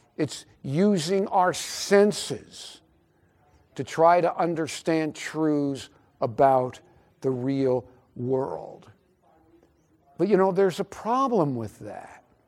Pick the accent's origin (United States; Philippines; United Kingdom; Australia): United States; Albany, New York; I was born in Albany, New York